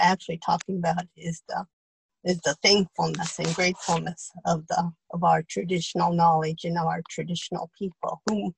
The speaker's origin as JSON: {"language": "English", "town": "Celilo", "region": "Oregon", "country": "United States", "tie": "born or raised there", "also_born_or_lived": "California", "said": "I was born in Celilo."}